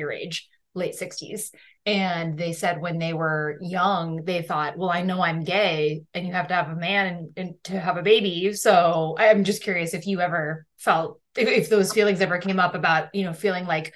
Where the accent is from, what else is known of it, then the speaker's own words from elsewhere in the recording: Seattle, Washington, United States; I grew up in the Seattle area